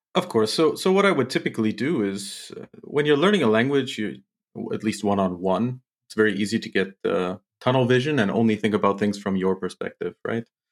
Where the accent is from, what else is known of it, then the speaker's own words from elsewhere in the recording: St. Louis, Missouri, United States; moved away as an adult; now in Mainz, Germany; I'm from Saint Louis, Missouri, which is in, it's quite central in the United States